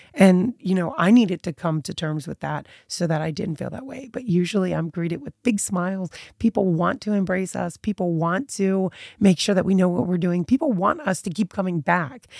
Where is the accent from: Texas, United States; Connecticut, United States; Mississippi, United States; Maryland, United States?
Maryland, United States; Eastern Shore, Annapolis, Baltimore; I was raised on the Eastern Shore when I was little, moved to Annapolis, born in Baltimore, kind of all over as far as like where I grew up.